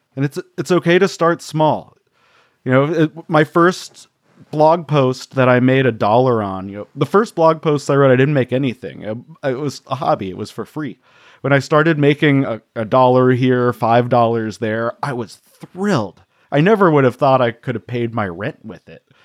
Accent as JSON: {"language": "English", "region": "Colorado", "country": "United States", "tie": "born or raised there", "said": "I grew up in Colorado, so skiing was part of what we wanted"}